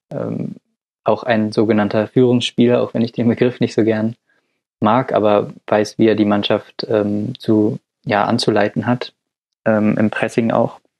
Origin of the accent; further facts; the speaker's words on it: Dortmund, North Rhine-Westphalia, Germany; Den Namen wollte ich als Dortmunder jetzt nicht nennen, um nicht zu parteiisch zu wirken